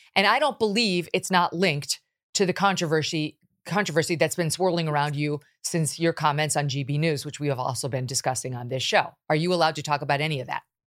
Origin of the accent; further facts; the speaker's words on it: United States; as an American